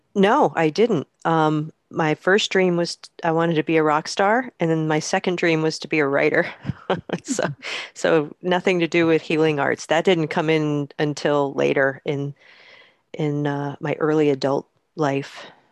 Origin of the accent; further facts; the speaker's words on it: Poughkeepsie, New York, United States; I grew up in the Hudson Valley in upstate New York